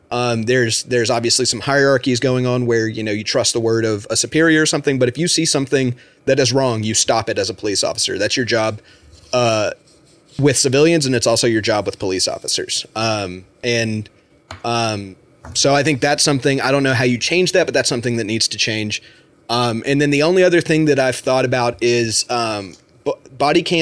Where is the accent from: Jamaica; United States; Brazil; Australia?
United States; I, as an American